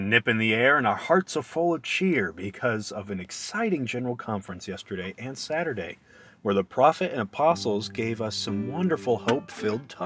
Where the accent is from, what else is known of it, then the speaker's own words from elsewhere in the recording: Lehi, Utah, United States; I'm from a town called Lehi, Utah.